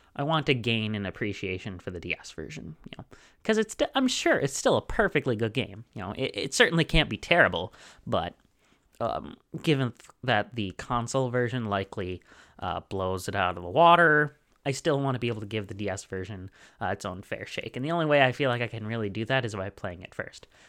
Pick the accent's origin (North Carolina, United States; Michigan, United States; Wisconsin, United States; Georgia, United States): Wisconsin, United States; also born or lived in Harrisburg, Pennsylvania; I am, uh, both from Wisconsin and a university student